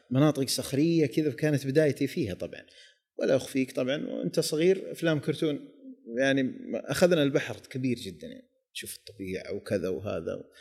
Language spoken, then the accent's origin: Arabic; Jeddah, Makkah Province, Saudi Arabia; انه انا صح اني ولدت وعشت وترعرعت في جده ولكن كنت اروح وين ديره الديره هذه المنطقه الجنوبيه